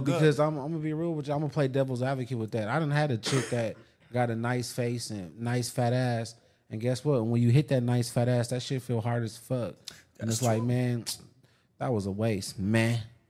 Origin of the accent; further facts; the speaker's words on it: Midwest, United States; I'm from the Midwest